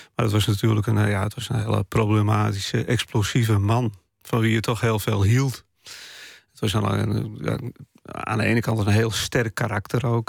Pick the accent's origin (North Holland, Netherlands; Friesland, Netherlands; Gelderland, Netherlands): Friesland, Netherlands; first language West Frisian; Dutch is a second language; moved away; Bij mij is het niet zo dat eh, het Fries de taal van mijn hart is. Het is wel de taal van mijn jeugd